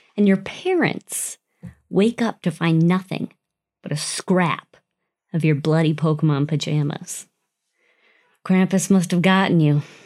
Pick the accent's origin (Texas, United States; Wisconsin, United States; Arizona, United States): Wisconsin, United States; Growing up in Wisconsin, so many Germans.